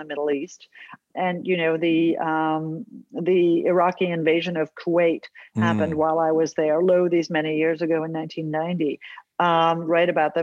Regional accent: Australia; I was born in Australia

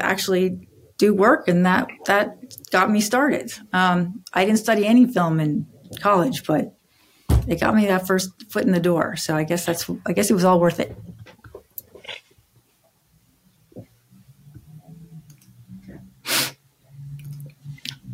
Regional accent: Maine, United States; I'm from Maine originally

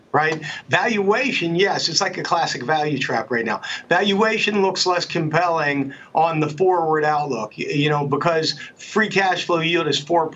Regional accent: Pittsburgh, Pennsylvania, United States; I'm from Pittsburgh

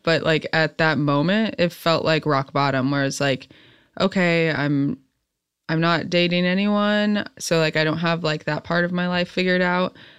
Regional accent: central Illinois, United States; now in Los Angeles, United States; growing up in the Midwest, I was, like, grew up in more, like, the country, central Illinois.

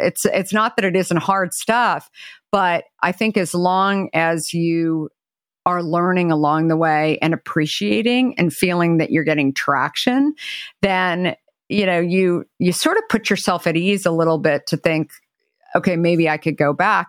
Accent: Arizona, United States; now in Marin County, United States; growing up in Arizona

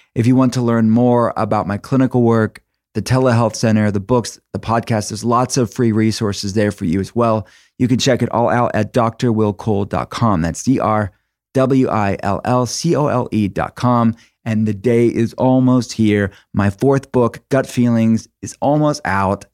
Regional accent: Pittsburgh, Pennsylvania, United States; I'm from Pittsburgh it's in Pennsylvania

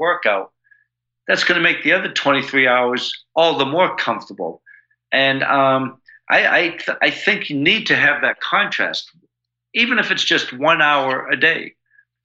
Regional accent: United States; I'm all American

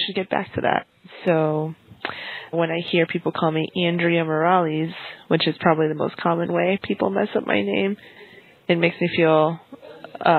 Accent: Miami, Florida, United States; a young person growing up in Miami

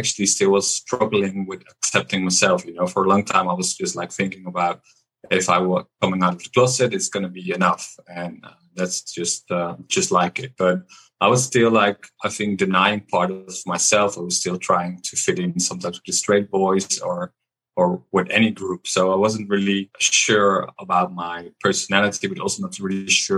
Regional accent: Amsterdam, North Holland, Netherlands; now in Valencia, Spain; I live at the moment in Spain, in Valencia, but I'm from Amsterdam, from the Netherlands

